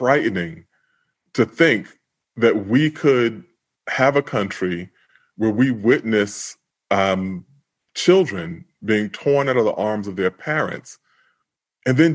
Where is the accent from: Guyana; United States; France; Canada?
United States; New York City, New York; I grew up in Queens